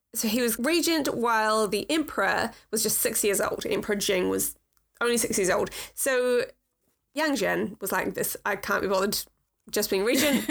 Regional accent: New Zealand; I come from New Zealand

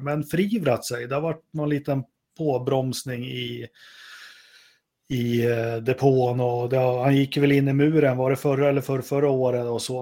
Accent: Sweden; man är ju svensk

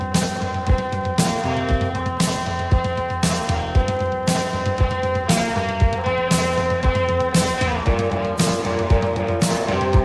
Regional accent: London, United Kingdom; being a Londoner

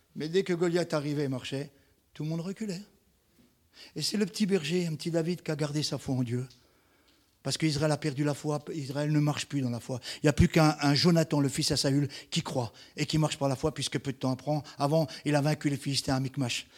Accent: Marseille, Provence-Alpes-Côte d'Azur, France; je suis marseillais

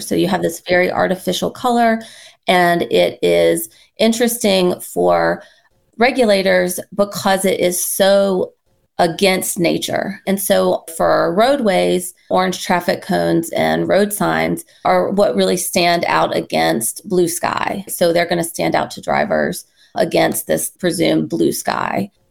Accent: North Carolina, United States; now in Michigan, United States; I'm originally from North Carolina

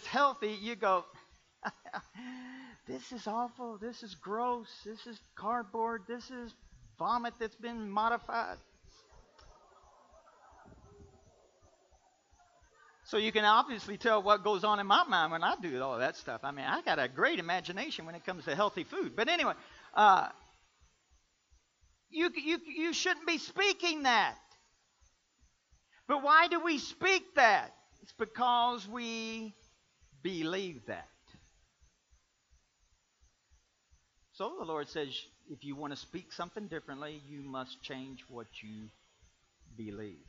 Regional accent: Kentucky, United States; I'm from Kentucky

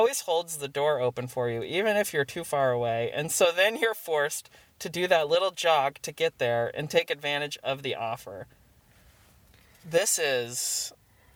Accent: Littleton, United States; also born or lived in New York; born and raised in Littleton

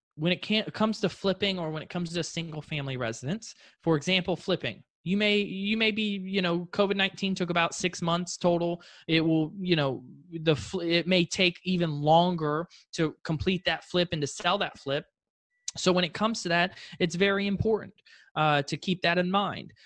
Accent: Fort Lauderdale, Florida, United States; originally I'm from South Florida, Fort Lauderdale.

